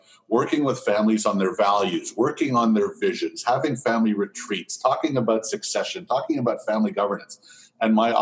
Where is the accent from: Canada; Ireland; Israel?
Canada; Montreal, Quebec; I was born in Montreal to an immigrant entrepreneur